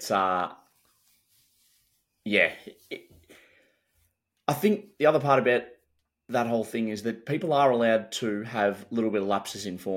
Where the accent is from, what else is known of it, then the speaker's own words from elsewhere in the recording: Australia; but like me as an Aussie cricket fan